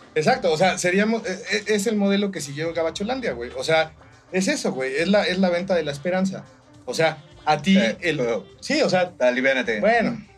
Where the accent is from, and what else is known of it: Mexico